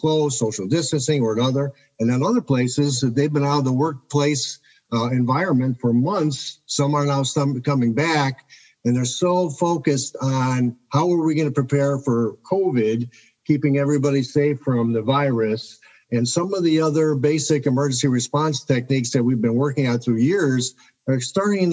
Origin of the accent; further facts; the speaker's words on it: Chicago, Illinois, United States; I'm from Chicago, Illinois. I lived here my whole life